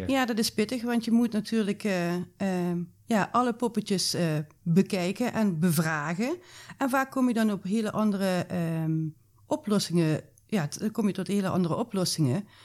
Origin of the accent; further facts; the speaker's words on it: Maastricht, Limburg, Netherlands; bij ons in Maastricht